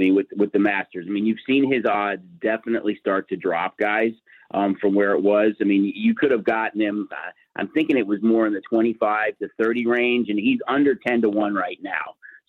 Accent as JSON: {"language": "English", "town": "Chicago", "region": "Illinois", "country": "United States", "tie": "born or raised there", "said": "I'm a huge MLB fan, born and raised in Chicago, huge Cubs fan"}